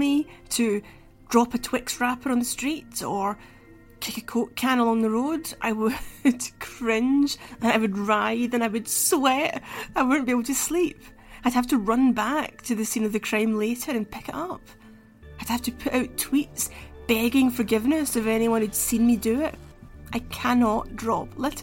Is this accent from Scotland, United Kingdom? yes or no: yes; Glasgow, Scotland, United Kingdom; Glasgow, my hometown, in the 1980s